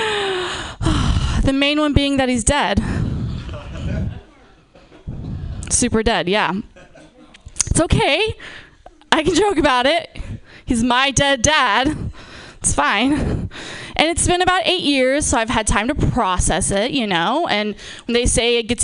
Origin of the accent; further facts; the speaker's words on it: Napa, California, United States; I'm from, born and raised in Napa.